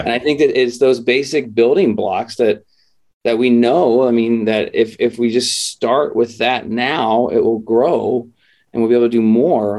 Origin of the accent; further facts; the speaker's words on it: Midwest, United States; now in San Diego, United States; we grew up in the Midwest